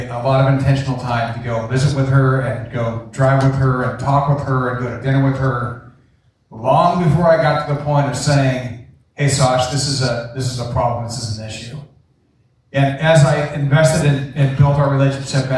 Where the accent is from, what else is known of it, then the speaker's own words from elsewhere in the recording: Coeur d'Alene, Idaho, United States; also born or lived in Tennessee; now in Coeur d'Alene, United States; I moved about a year ago from Tennessee back to Coeur d'Alene, Idaho, where we're from